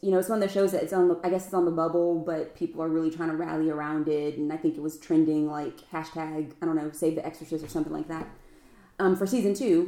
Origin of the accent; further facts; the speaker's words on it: the South, United States; accent: Southern; we're all from the South